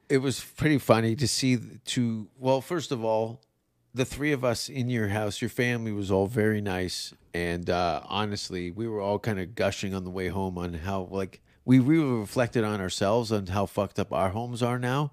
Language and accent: English; Canada; now in Austin, United States; I'm a white guy from Canada